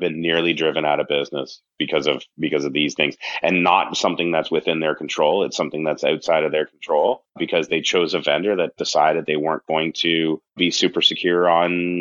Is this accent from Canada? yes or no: yes; Canada; accent: Canadian; now in United States; I'm originally from Canada, if you haven't picked up the accent yet